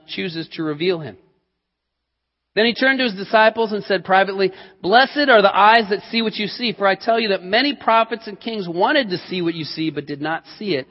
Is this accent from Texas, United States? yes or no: no; Colorado, United States; moved away; I grew up in Colorado and lived in Colorado for many years